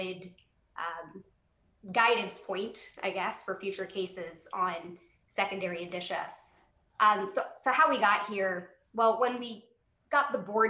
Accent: Wilmington, Delaware, United States; my hometown of Wilmington, Delaware.

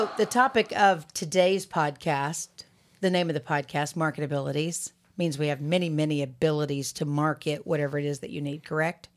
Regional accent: Alabama, United States; moved away as an adult; also born or lived in Boston, Massachusetts; I'm from Alabama, right? So, and a young Alabamian

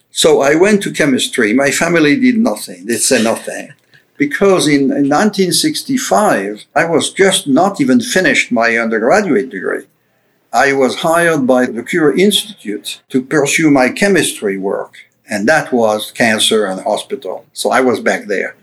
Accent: Paris, Île-de-France, France; English is a second language; moved away as an adult; also born or lived in Lyon, France; now in Florida, United States; I grew up in Paris and I went to the University of Paris and I left Paris in 1992

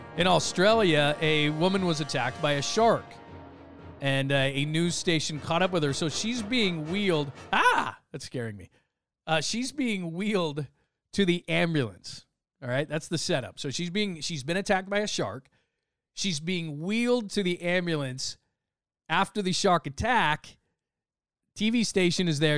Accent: Southern California, United States; I grew up in Southern California, it was, we went to the beach every week

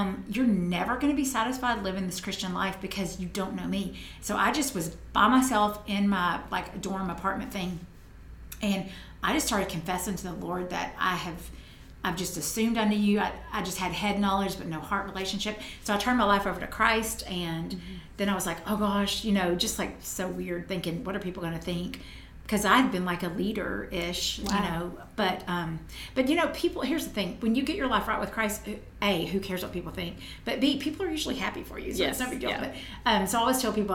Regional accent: Tennessee, United States; I'm from Tennessee

